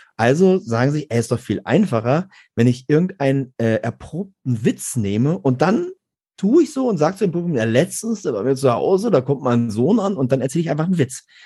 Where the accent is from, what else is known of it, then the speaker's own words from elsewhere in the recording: Garbsen, Lower Saxony, Germany; ich komme aus Gerbsen bei Hannover